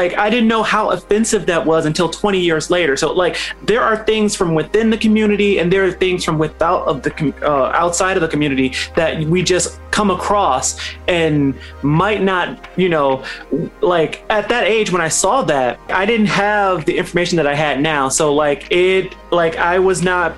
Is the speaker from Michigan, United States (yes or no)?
yes; Detroit, Michigan, United States; As a kid growing up in Detroit